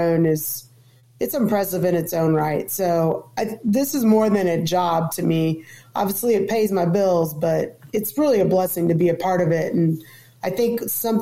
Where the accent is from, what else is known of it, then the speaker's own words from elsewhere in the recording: Southern Indiana, United States; now in Cincinnati, United States; I grew up in Southern Indiana.